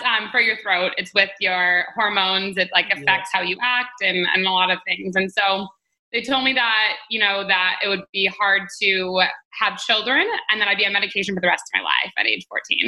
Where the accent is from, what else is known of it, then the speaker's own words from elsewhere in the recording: Detroit, Michigan, United States; moved away; I'm from Detroit, Michigan, which is in the States.